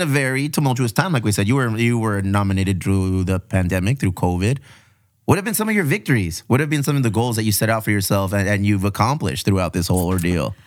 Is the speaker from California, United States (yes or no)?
yes; Chula Vista, California, United States; also born or lived in San Ysidro / Paradise Hills; I was born and raised here in the South Bay, you know, uh, San Isidro, Paradise Hills, and ultimately Benito Chula Vista